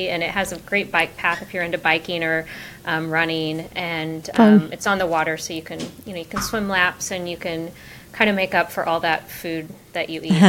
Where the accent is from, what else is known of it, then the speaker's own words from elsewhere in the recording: Springfield, Missouri, United States; moved away as an adult; also born or lived in Hollister, Missouri; now in New York City, United States; So I grew up in Springfield, Missouri. My mom lived in Springfield and my dad actually lived in Hollister. So I went back and forth, but I went to school in Springfield. I went to Mark Twain and Jared and Parkview